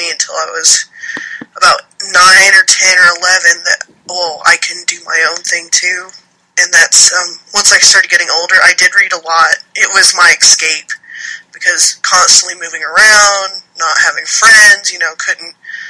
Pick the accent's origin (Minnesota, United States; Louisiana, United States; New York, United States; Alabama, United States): Alabama, United States; also born or lived in Texas; Well, I was born in Texas, and my dad is a Marine, so he was used to traveling around a lot, being in service, so we moved around a lot, but I grew up mainly here in Alabama.